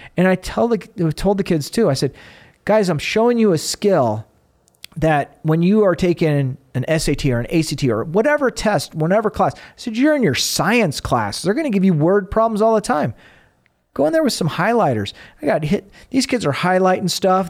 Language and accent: English; Arizona, United States; moved away; I grew up in Arizona